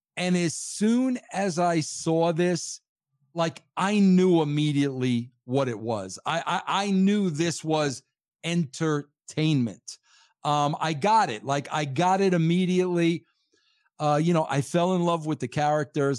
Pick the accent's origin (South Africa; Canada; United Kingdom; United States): United States; Long Island, New York; moved away as an adult; also born or lived in Connecticut; I am from born and raised uh, on Long Island, New York